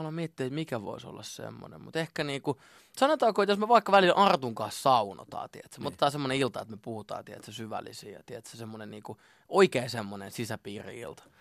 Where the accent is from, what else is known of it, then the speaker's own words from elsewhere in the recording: Lahti, Päijät-Häme, Finland; mä oon syntynyt Lahdessa ja öö, mä oon asunut Lahdessa siis niin kuin vanhempien luona ihan siitä niin kuin nollavuotiaasta 20 20-vuotiaaksi